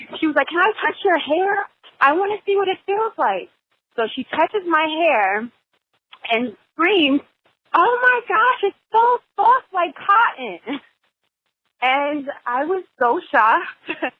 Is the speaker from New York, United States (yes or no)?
yes; New York, United States; also born or lived in New Jersey; I'm a New Yorker from New York and Jersey. So I've lived on the East Coast the majority of my life.